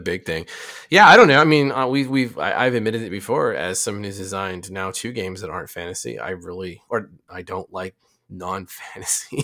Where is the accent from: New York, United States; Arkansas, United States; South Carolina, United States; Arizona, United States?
Arizona, United States; I grew up in Arizona